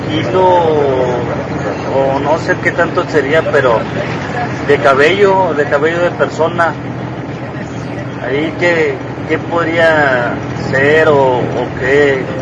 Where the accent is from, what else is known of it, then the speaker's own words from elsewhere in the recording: Linares, Nuevo León, Mexico; yo soy de Linares.